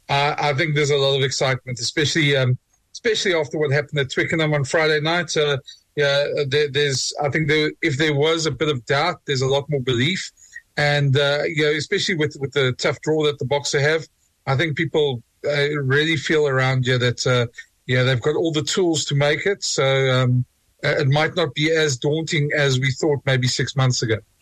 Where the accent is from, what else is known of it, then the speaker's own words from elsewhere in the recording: South Africa; being a South African